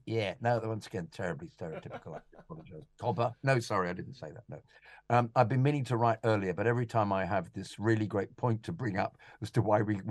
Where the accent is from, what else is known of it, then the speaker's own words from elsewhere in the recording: Nottingham, East Midlands, United Kingdom; Growing up in Nottingham, I was the only Chelsea fan in a 2,000 pupil all-male comprehensive school.